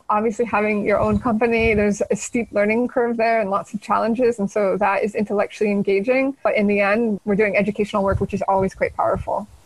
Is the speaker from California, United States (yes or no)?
yes; San Jose, California, United States; moved away as an adult; now in Barcelona, Spain; I grew up in San Jose, California, in okay. the heart of Silicon Valley